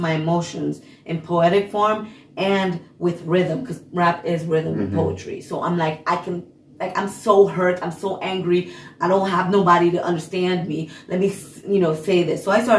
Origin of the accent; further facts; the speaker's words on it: Hungary; accent: Hungarian; English is a second language; moved away; Hungary. And then, but I was so shy, and I was so, like, my Hungarian, I was so embarrassed coming here with my accent, and I was just like, I barely spoke.